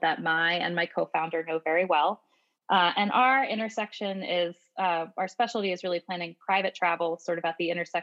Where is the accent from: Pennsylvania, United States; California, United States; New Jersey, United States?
Pennsylvania, United States; Pittsburgh; now in Seattle, United States; I currently live in Seattle, Washington, but I was born in Pittsburgh, Pennsylvania.